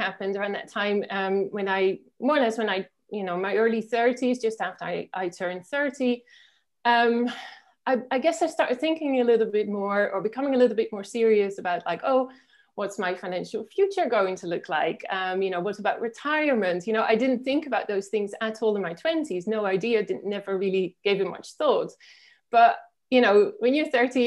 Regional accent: Netherlands; moved away as an adult; now in Spain; I'm originally from the Netherlands, which is where I grew up

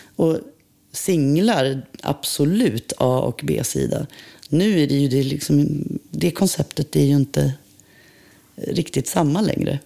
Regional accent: Umeå, Västerbotten County, Sweden; moved away as an adult; also born or lived in Vilhelmina; now in Stockholm, Sweden; Jag är född i Vilhelmina i Västerbotten. Eh, vi flyttade till Umeå när jag var fem

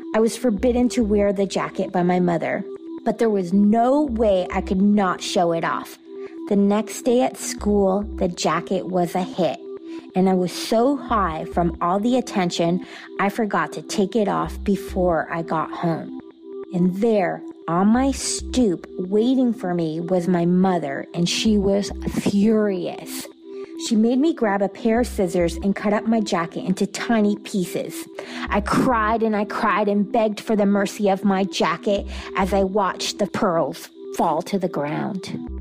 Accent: Atlanta, Georgia, United States; I'm from Atlanta, Georgia

